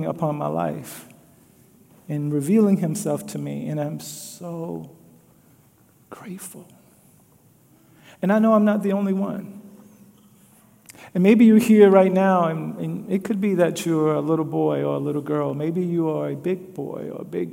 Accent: Louisiana, United States; now in Des Moines, United States; growing up in Louisiana.

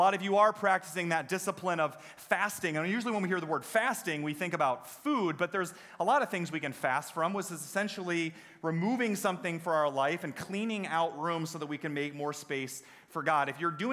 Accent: United States; as American Christians

